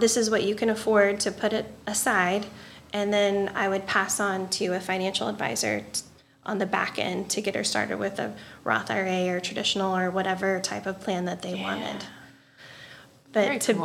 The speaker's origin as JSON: {"language": "English", "town": "Pinckneyville", "region": "Illinois", "country": "United States", "tie": "born or raised there", "also_born_or_lived": "Fort Collins", "said": "I could come back to my hometown and give like big city service to my people"}